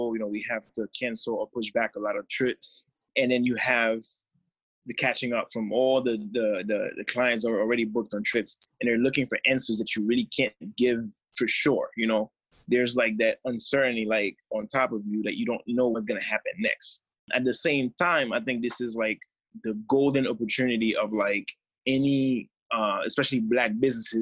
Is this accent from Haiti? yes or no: yes; Haiti; being from Haiti and growing up in Haiti